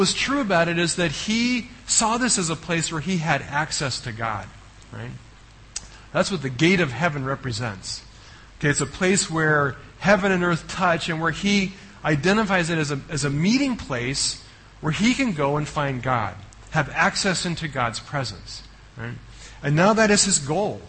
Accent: United States; moved away; I come from the United States

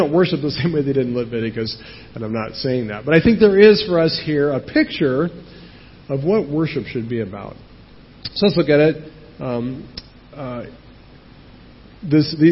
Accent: United States; moved away; I'm American, and I know how this works in America

